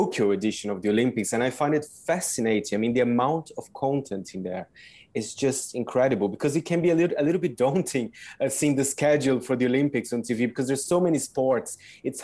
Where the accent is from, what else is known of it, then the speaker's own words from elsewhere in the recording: Brazil; I'm from Brazil